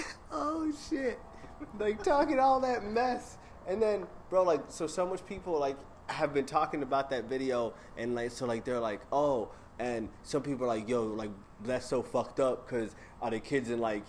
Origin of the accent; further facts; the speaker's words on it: New York, United States; Nigga, I'm from New York.